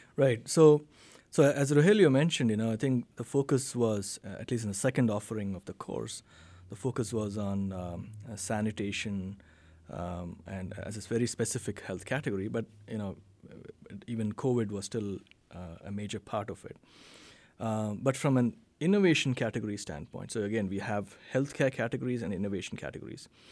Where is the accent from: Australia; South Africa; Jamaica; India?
India; Bangalore, Karnataka; moved away as an adult; now in Fayetteville, United States; B M S College of Engineering in Bangalore, India, which is in the southern part of India, which happens to be my, be my hometown as well